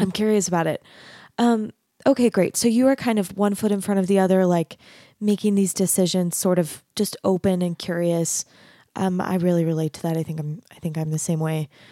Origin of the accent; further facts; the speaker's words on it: Arizona, United States; moved away as an adult; also born or lived in Texas; I grew up in Arizona, and then I, I went to college in Texas